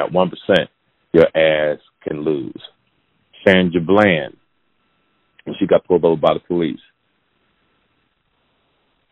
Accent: New Jersey, United States; I'm from New Jersey

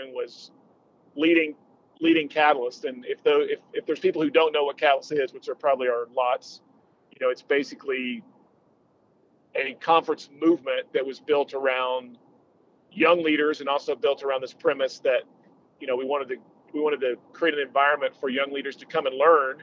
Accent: just outside of Tulsa, Oklahoma, United States; moved away as an adult; also born or lived in Colorado; I'm a Oklahoma boy, born and raised in Oklahoma, grew up just outside of Tulsa

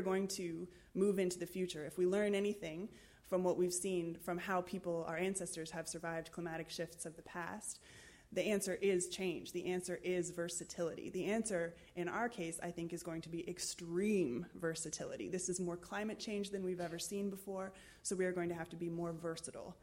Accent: United States; accent: American; I'm American

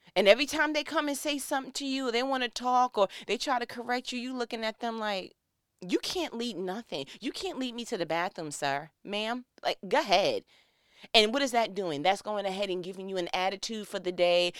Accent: New York, United States; moved away as an adult; now in Georgia, United States; I was born and raised in New York, but my people are from Gaston, Alabama

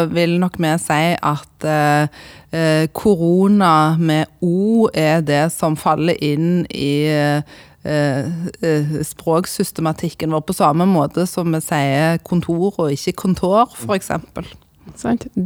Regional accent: Sandnes, Rogaland, Norway; accent: Sandnes dialect; now in Eastern Norway; jeg eh, holder på Sandnes-dialekten min, selv om jeg har bodd eh, faktisk størstedelen av livet mitt eh, etter hvert på, på Østlandet

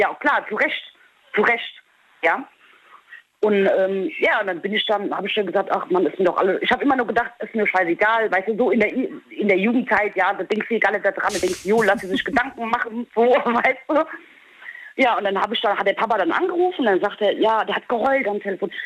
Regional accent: Holzhausen, Germany; also born or lived in Peru; now in Diez, Germany; gebürtig aus Peru, groß geworden in Holzhausen und jetzt bin ich in Dietz

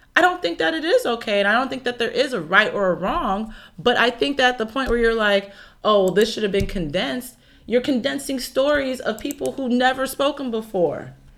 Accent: Chicago, Illinois, United States; I'm also from Chicago

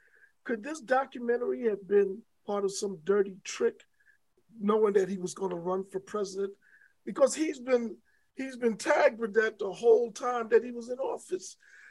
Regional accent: New York, United States; I grew up in New York. I'm a New Yorker. I'm a native New Yorker.

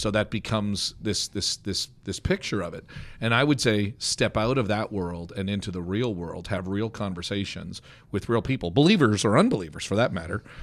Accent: Canada; now in United States; as a Canadian

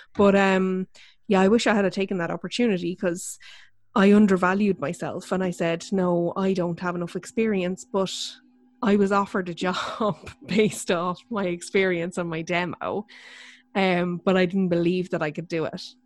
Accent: Ireland; we're Irish

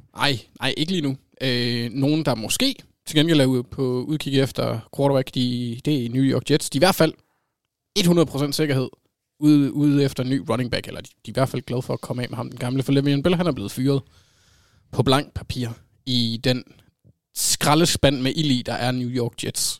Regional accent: Jutland, Denmark; Jeg er jyde

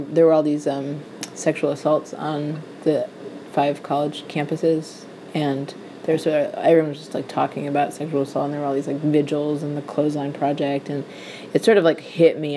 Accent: Madison, Wisconsin, United States; moved away as an adult; also born or lived in Seattle; now in New York, United States; there was a group of Jewish kids that I grew up with in Madison

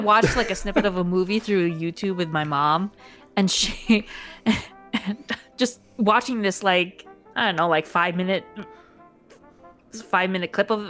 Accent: Philippines

